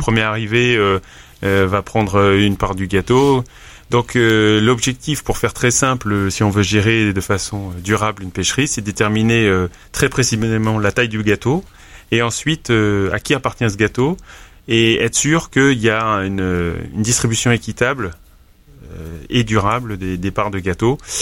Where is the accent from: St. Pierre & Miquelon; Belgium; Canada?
St. Pierre & Miquelon; je suis originaire de Saint-Pierre-et-Miquelon